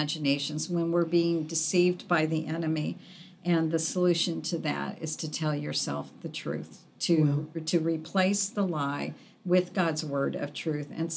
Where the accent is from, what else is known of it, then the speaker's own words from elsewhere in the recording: Arizona, United States; moved away; I was born and raised in Arizona